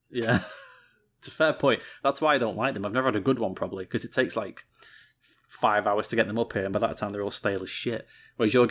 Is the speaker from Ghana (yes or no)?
no; United Kingdom; We are terrible British